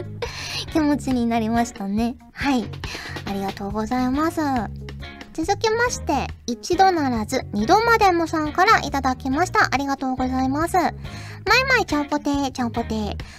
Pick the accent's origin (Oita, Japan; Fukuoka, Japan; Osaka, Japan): Fukuoka, Japan; accent: Hakata dialect; now in Tokyo, Japan; 私のね、故郷の福岡